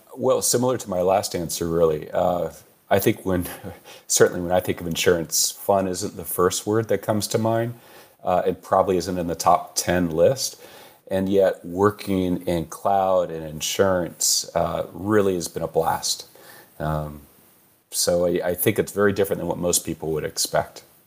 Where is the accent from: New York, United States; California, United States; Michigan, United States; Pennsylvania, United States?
California, United States; Born and raised in California